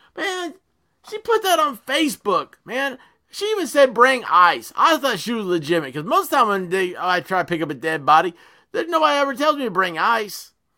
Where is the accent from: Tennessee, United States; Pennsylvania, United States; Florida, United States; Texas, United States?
Tennessee, United States; accent: Tennessee redneck; Tennessee redneck here, and that's how I chat